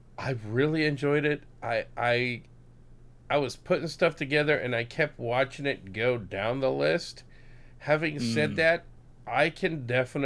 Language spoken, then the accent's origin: English; Puerto Rico; moved away; I'm originally from Puerto Rico